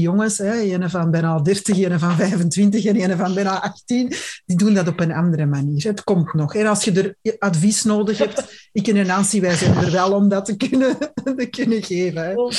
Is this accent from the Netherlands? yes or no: no; Antwerp, Flanders, Belgium; bij ons in Antwerpen